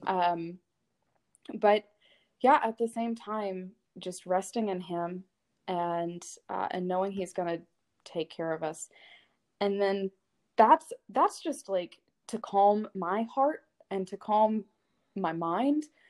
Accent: Arkansas, United States; I grew up in Arkansas

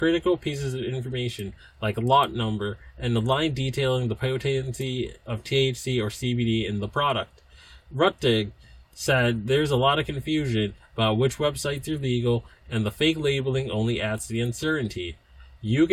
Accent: United States; I'm from the States

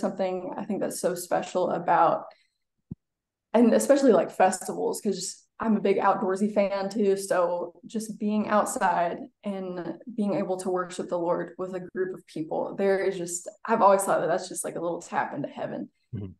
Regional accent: Nashville, Tennessee, United States; moved away as an adult; now in Chattanooga, United States; I was born and raised in Nashville.

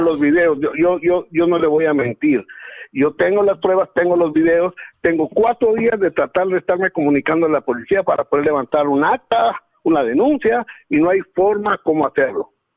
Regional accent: Guatemala; born or raised there; now in Los Angeles, United States

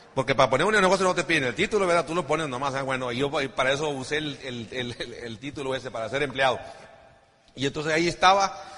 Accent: Ciudad Obregón, Sonora, Mexico; somos sonorenses

